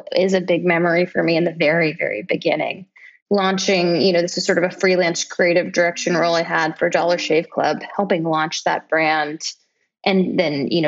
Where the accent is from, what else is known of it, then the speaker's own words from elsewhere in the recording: Kansas City, United States; now in New York, United States; I'm born and raised in Kansas City, big Kansas City fan over here